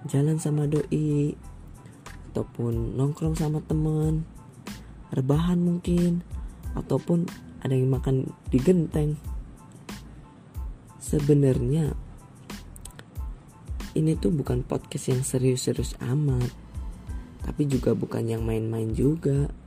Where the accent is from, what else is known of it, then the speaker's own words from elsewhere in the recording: Banyumas, Central Java, Indonesia; born there; aku lahir di Banyumas 8 November 2002 hari Jumat yap benar benar benar umur aku 17 tahun